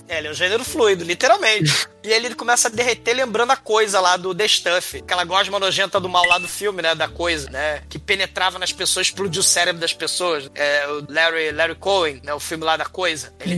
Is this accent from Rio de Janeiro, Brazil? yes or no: yes; Rio de Janeiro, Brazil; eu sou carioca que nunca viu a neve